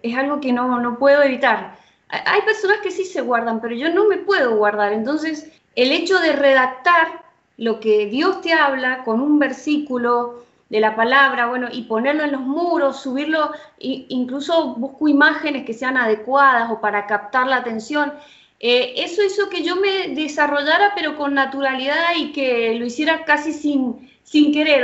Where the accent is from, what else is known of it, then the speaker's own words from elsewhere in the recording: San Rafael, Mendoza, Argentina; yo vivo en el sur de Mendoza, en San Rafael